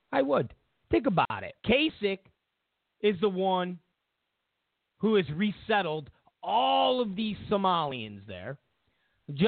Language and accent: English; California, United States; I'm from California